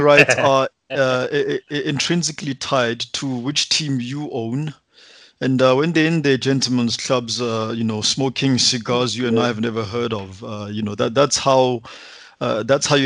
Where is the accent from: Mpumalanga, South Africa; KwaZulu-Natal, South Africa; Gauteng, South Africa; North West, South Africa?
North West, South Africa; Mahikeng; I grew up in Mafikeng